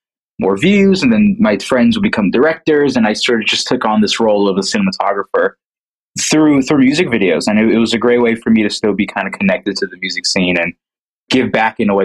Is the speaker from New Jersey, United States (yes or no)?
yes; New Jersey, United States; I'm from New Jersey. I work mostly in New York